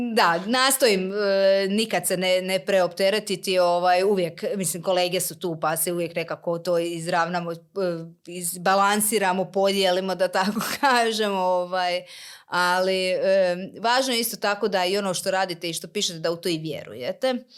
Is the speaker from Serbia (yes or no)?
no; Slavonski Brod, Brod-Posavina County, Croatia; kod nas u Brodu